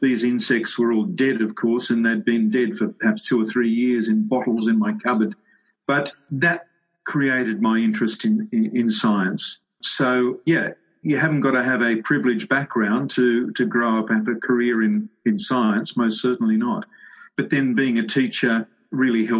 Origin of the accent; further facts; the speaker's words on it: Sydney, New South Wales, Australia; I grew up in the western suburbs of Sydney.